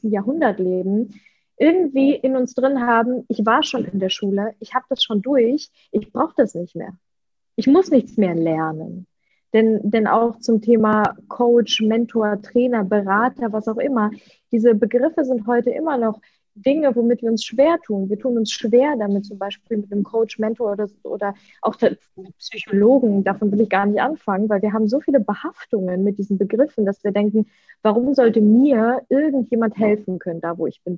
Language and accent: German; Leverkusen, North Rhine-Westphalia, Germany; first language Russian; German is a second language; also born or lived in Ukraine; now in Bali, Indonesia; in Deutschland, in Leverkusen, in meiner Heimat. Dort bin ich groß geworden